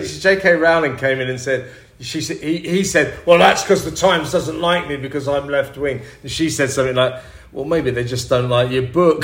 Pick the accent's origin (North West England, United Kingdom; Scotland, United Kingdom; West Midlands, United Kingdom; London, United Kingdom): London, United Kingdom; I'm a Londoner